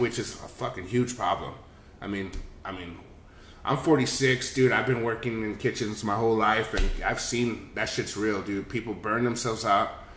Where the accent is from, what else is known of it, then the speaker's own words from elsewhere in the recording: Texas, United States; moved away; also born or lived in Los Angeles; I'm from Texas